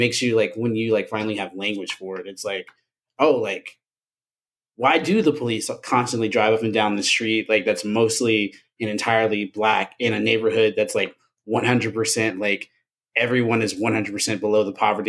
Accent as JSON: {"language": "English", "town": "Memphis", "region": "Tennessee", "country": "United States", "tie": "born or raised there"}